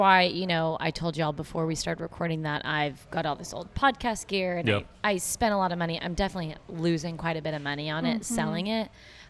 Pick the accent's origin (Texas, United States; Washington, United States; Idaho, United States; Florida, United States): Texas, United States; Argyle; No, I grew up in Argyle, which is just a small...